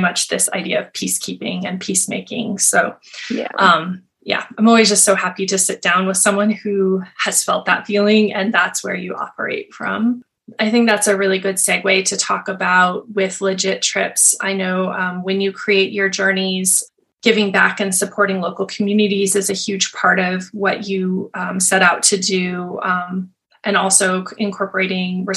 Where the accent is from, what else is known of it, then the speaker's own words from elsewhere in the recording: Montana, United States; I grew up in Montana in a really small town